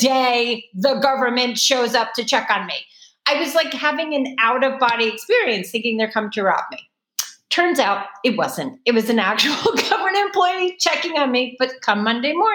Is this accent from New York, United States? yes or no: yes; New York, United States; accent: Brooklyn; finally the Brooklyn came out before I could help myself.